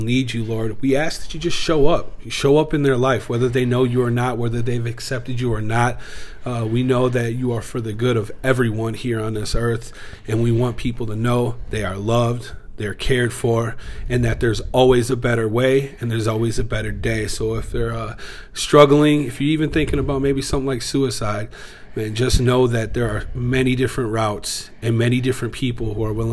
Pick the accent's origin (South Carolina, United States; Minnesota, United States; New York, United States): Minnesota, United States; St. Paul; also born or lived in Edina, Minnesota / Twin Cities; I was born in Edina, Minnesota. Grew up in East St. Paul